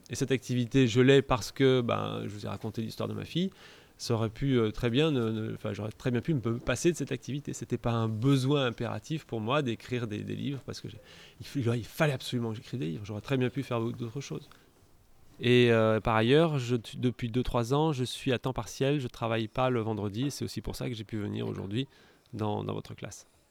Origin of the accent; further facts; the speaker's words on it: Montélimar, Auvergne-Rhône-Alpes, France; now in Escalquens, France; Je suis né à Montélimar